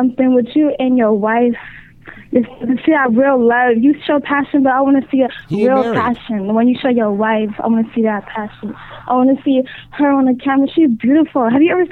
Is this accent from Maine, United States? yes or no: no; Bay Area, California, United States; I'm from the Bay Area